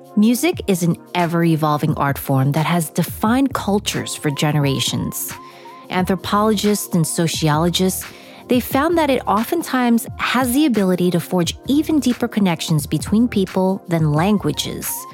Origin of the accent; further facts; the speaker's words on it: New York City, New York, United States; Growing up in New York, I would take the subway from Queens to the Tower Records on 4th and Broadway in Manhattan